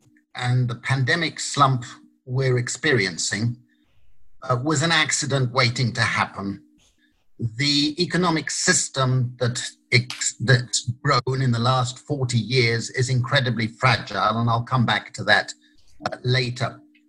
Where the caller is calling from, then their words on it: Italy; I wish I were in Sydney rather than virtually in Sydney. I'm speaking from Italy.